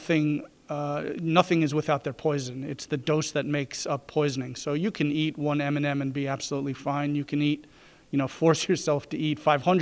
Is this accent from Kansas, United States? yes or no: no; New York City, New York, United States; moved away as an adult; also born or lived in Providence, Rhode Island; now in Greenville, United States; I'm from New York City, so Brooklyn specifically, Manhattan, you know, is right adjacent. That's where I grew up and practiced